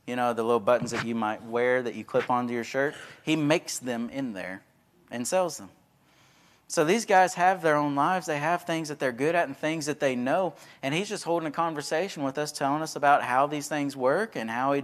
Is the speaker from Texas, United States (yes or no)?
yes; Texas, United States; I was from Texas